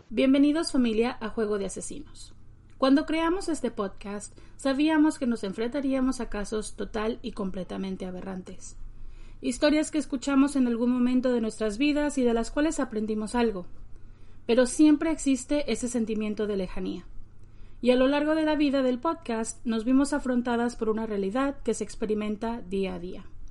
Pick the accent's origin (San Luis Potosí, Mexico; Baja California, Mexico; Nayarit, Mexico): Nayarit, Mexico; como mexicanas, como nayaritas, como mujeres